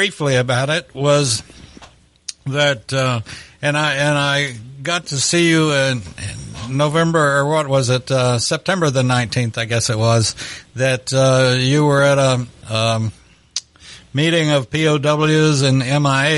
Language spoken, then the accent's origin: English; Lubbock, Texas, United States; my hometown of Lubbock